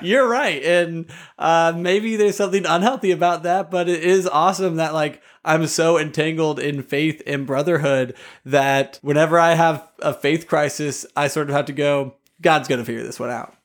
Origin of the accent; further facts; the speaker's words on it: United States; I oftentimes over overemphasize myself as an American.